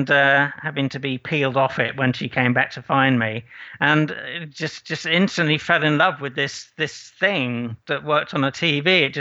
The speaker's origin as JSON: {"language": "English", "town": "Aberystwyth", "region": "Wales", "country": "United Kingdom", "tie": "born or raised there", "also_born_or_lived": "Irvine, California", "moved": "as an adult", "said": "grew up in Wales, so um, I loved it there."}